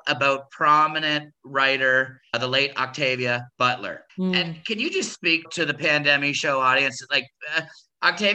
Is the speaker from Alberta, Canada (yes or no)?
no; Kitchener-Waterloo, Ontario, Canada; I grew up in Kitchener-Waterloo, an hour west of Toronto